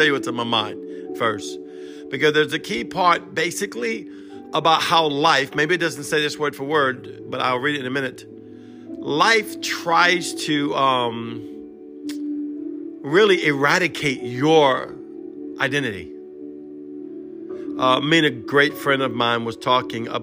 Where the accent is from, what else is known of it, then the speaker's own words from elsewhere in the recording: Cajun, Louisiana, United States; I'm Cajun, broken English, half Hebrew